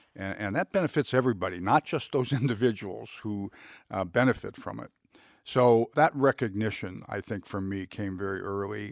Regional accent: Youngstown, Ohio, United States; I grew up in Youngstown, Ohio

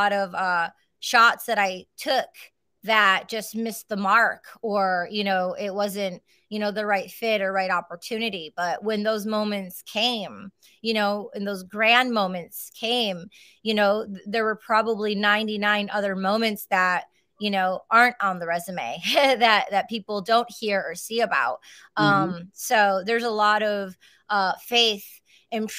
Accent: Michigan, United States; I was raised in Michigan

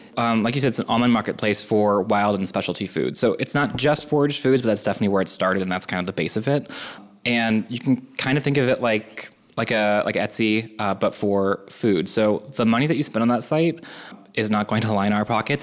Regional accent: California, United States; also born or lived in New York / Boston; now in Cleveland, United States; I grew up in California originally, then then to New York and Boston

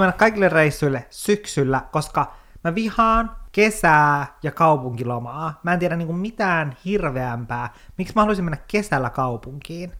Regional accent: Kemijärvi, Lapland, Finland; Mä oon Kemijärveltä, se on yhtä järveä koko Kemijärvi

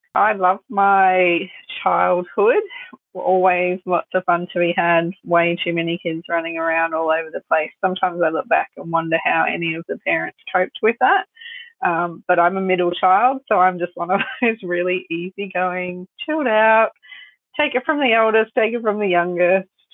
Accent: Sunshine Coast, Queensland, Australia; also born or lived in Melbourne; I was born in Melbourne and my parents moved to the Sunshine Coast when I was two

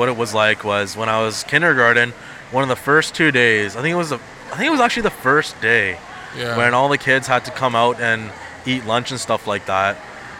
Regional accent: Canada; first language Punjabi; also born or lived in New Delhi, India; I came to Canada as a child, I wasn't born in Canada. Okay. I was born in India, in New Delhi. So I was brought up as, you know, you speak Punjabi at home

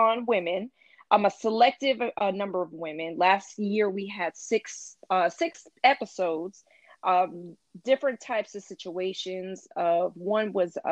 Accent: North Carolina, United States; also born or lived in New York; I moved to North Carolina kind of in my early years of childhood

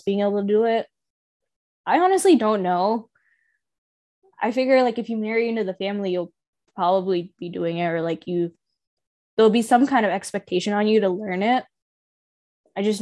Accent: United States; growing up in America and not in India

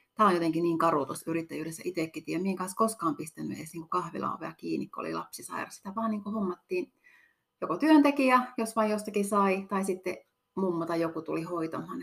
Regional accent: Kittilä, Lapland, Finland; on täältä kotoisin

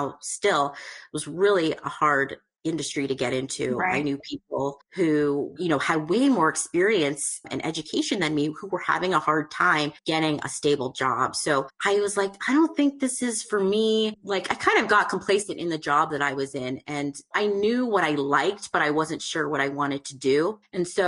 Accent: Canada; I'm actually from Canada

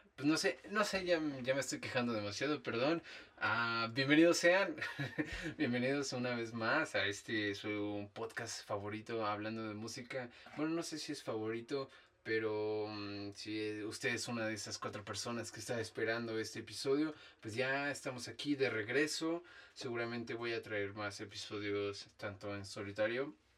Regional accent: Dolores Hidalgo, Guanajuato, Mexico; moved away; yo soy de Dolores algo Guanajuato

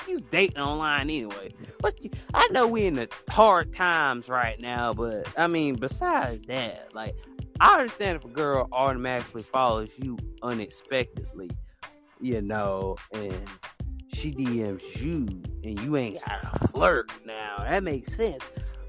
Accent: Chicago, Illinois, United States; I see you from Chicago. I'm from Chicago too.

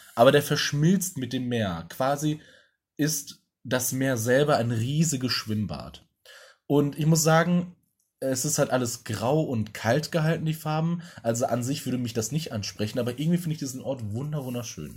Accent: Essen, North Rhine-Westphalia, Germany; Essen oder da, wo ich aufgewachsen bin

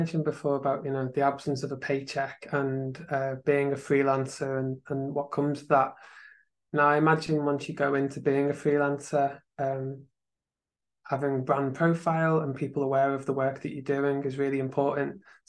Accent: United Kingdom; from being British

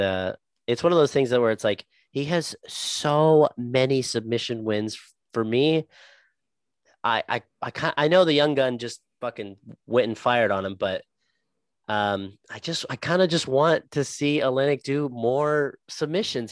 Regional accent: Texas, United States; I'm from Texas.

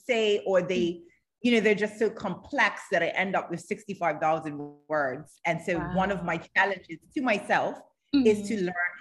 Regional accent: Bermuda; I'm from Bermuda

